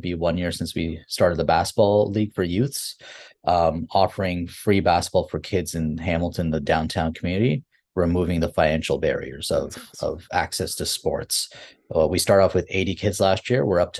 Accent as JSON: {"language": "English", "country": "Fiji", "moved": "yes", "said": "because we here in the community, I'm an immigrant from Fiji, we're known as laborers when you move to, because that's all you have access"}